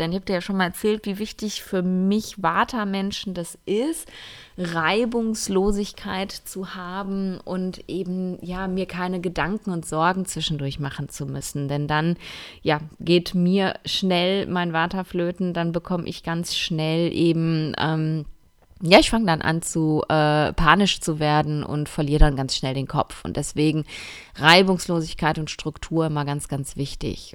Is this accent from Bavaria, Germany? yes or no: no; Essen, North Rhine-Westphalia, Germany; moved away; ich sitze gerade in einem Airbnb in meiner Heimatstadt in Essen